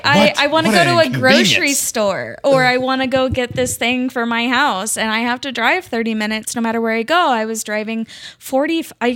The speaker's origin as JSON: {"language": "English", "town": "Independence", "region": "Missouri", "country": "United States", "tie": "born or raised there", "said": "So I was born in Independence, and then I was in Blue Springs for a while, Independence for a while, Lee's Summit, North Kansas City."}